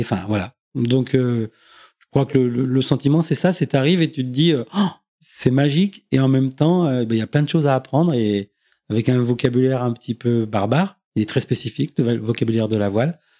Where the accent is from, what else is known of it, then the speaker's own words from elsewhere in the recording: Beaujeu, Auvergne-Rhône-Alpes, France; also born or lived in Villefranche-sur-Saône / Lyon; je suis originaire du Beaujolais, donc euh, j'habitais à la campagne